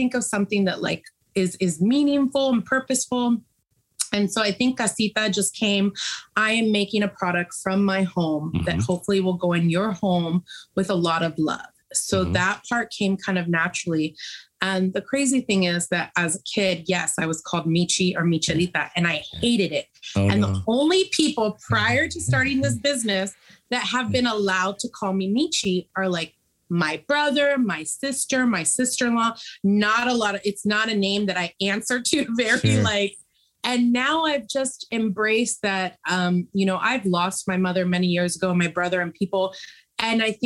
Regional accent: San Francisco, California, United States; I was born and raised in San Francisco.

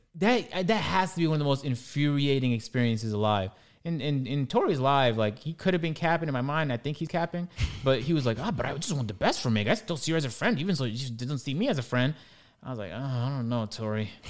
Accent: Toronto, Ontario, Canada; I'm Canadian, uh, I'm black, I'm you know I'm from Toronto

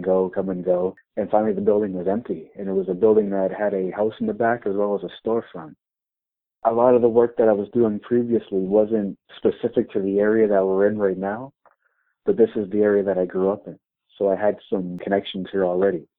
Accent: Windsor, Ontario, Canada; my home neighborhood where I grew up in Sandwich Town

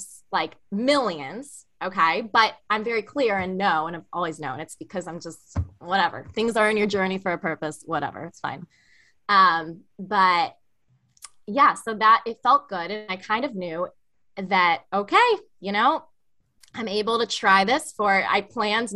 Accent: Chicago, Illinois, United States; now in Raleigh, United States; I'm from the Midwest, from the Chicago area

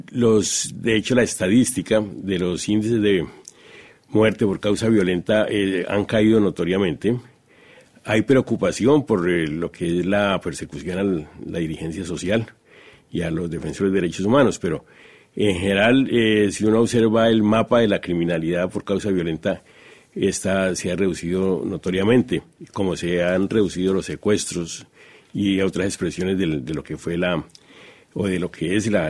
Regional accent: Colombia; Como colombianos estamos comprometidos con la paz.

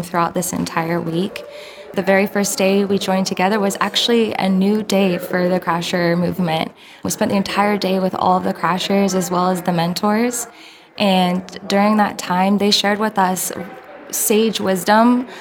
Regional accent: Oregon, United States; I'm from Oregon

